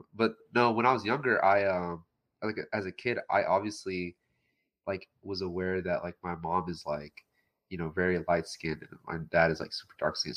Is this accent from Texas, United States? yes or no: yes; Texas, United States; now in Houston, United States; I was born in America. Yeah, yeah. Texas.